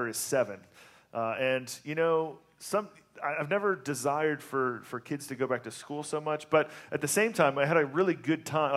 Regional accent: the South, United States; moved away; I grew up in the South

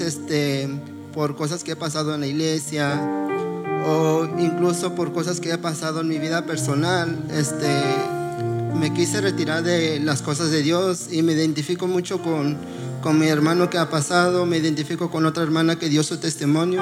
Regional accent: Oaxaca, Mexico; moved away; Nosotros somos de Oaxaca, este, allá en mi pueblo nosotros vivíamos, pues se puede decir, una vil pobreza

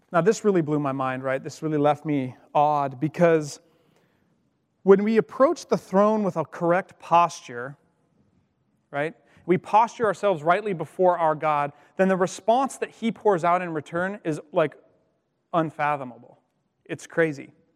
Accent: Colstrip, Montana, United States; also born or lived in Missoula, Montana; I grew up in Montana, um, as I mentioned, and I went to school on the western side of the, the state in Missoula, and I grew up on the eastern side

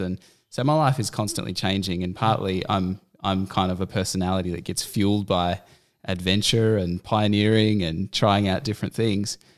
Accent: Canberra, Australian Capital Territory, Australia; moved away as an adult; also born or lived in Central Coast; we had both grown up in Canberra

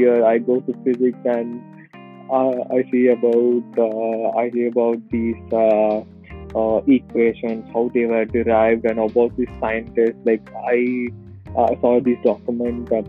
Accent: South India, India; moved away; I'm from South India, where we speak Tamil. So I grew up with all these Tamil songs in the 90s

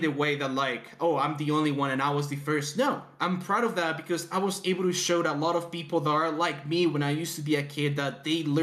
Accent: Mexico; I'm from Mexico

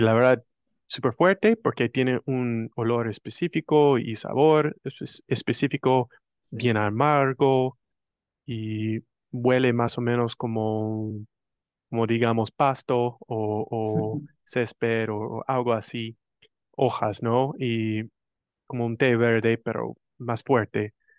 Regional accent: United States; Spanish is a second language; yo soy puro como decían en, Argentina, un gringo americano, como quieres decir, soy estadounidense

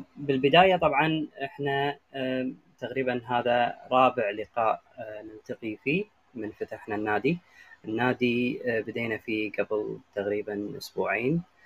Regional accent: Kuwait; عندنا بالكويت

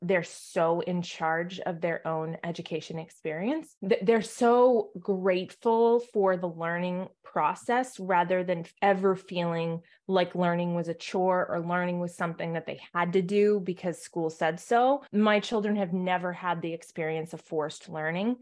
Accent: New England, United States; I'm from New England

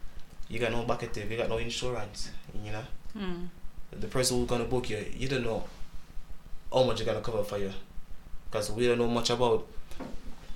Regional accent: Jamaica; first language Jamaican Patois; English is a second language; my English is pretty bad, I'm from Jamaica, I speak patois

